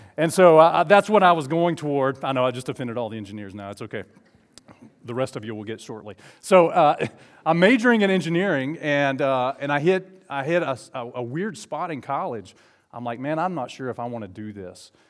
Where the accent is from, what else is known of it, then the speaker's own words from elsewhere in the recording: Southeast Alabama, United States; also born or lived in Falkville, Alabama; I grew up in Southeast Alabama.